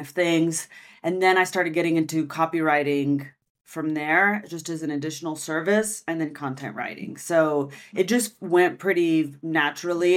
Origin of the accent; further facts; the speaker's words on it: United States; first language French; now in Barcelona, Spain; I'm from America